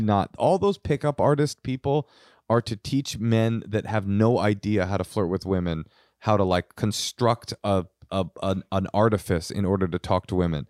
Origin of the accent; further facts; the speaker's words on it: New York City, New York, United States; I was born in Queens